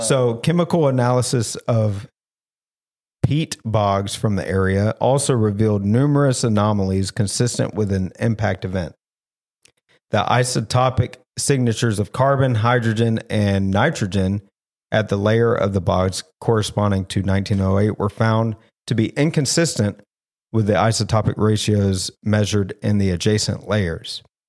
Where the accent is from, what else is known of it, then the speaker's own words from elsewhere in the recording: the South, United States; I'm from the South